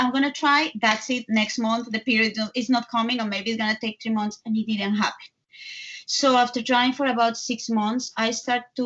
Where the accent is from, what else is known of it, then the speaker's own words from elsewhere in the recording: Bogotá, Colombia; English is a second language; moved away as an adult; now in New York, United States; I am from Colombia, from Bogota, but I live in New York for the last 18 years